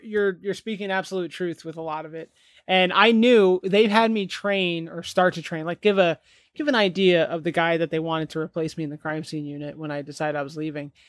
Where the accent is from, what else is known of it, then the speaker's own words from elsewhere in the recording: New Jersey, United States; moved away; We're both from New Jersey